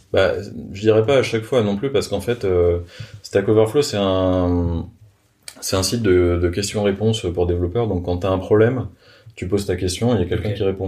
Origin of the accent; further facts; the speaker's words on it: France; je suis français